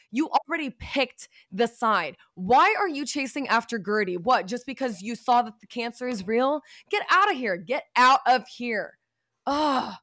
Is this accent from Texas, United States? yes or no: yes; Texas, United States; also born or lived in Chicago; when I was younger and we were growing up in Texas